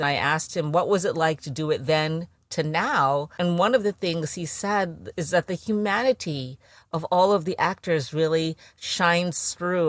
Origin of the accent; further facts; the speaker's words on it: San Francisco, California, United States; now in New York, United States; I grew up in San Francisco.